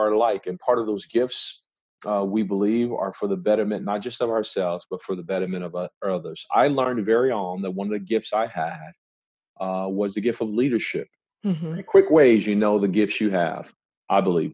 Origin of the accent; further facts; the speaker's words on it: Compton, California, United States; I was born and raised in South Central LA, a place called Compton, California